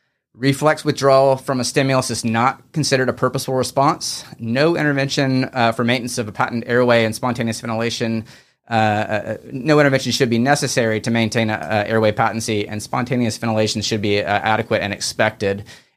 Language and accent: English; Charleston, South Carolina, United States; also born or lived in Birmingham; one of the pediatric emergency physicians here as well. I grew up here in Charleston, did my training at the University of Alabama, Birmingham